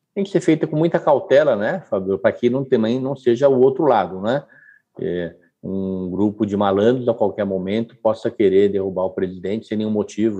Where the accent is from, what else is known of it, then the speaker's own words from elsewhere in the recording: Brazil; como brasileiro